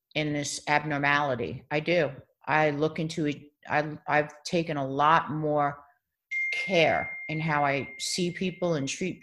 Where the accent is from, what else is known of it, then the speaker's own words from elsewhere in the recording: Baldwin, New York, United States; moved away as an adult; also born or lived in The Bronx; now in Los Angeles, United States; I grew up in Baldwin, Long Island